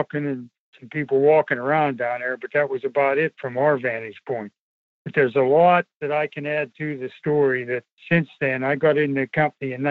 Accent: near Kecksburg, Pennsylvania, United States; also born or lived in Greensburg, Pennsylvania; I was born and raised in Welly Town, which is only 2 miles from Kecksburg

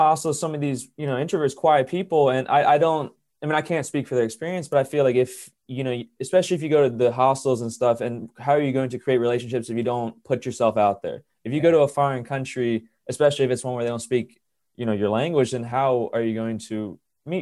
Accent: Maryland, United States; moved away; I'm from Maryland, you know, it's not a big state

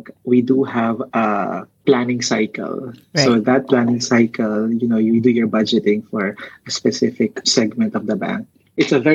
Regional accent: Philippines; I'm a Filipino

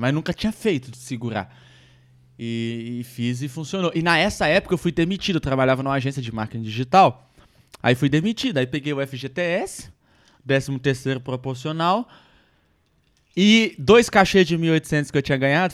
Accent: Minas Gerais, Brazil; eu sou mineiro

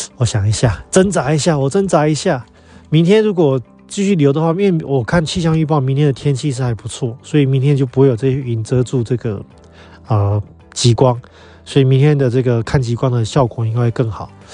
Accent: Taiwan; moved away as an adult; 我们台湾人

